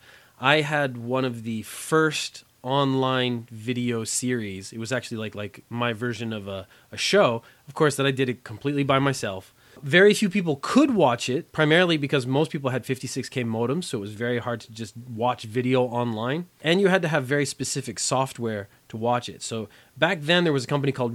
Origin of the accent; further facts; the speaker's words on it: Canada; also born or lived in Korea; I grew up in Canada, so I had about 12 years of French education